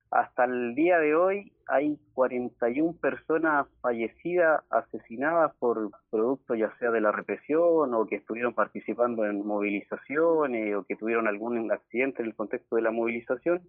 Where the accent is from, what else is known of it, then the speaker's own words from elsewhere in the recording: Chile; moved away as an adult; now in Argentina; como chileno, yo vivo acá hace nueve años en Argentina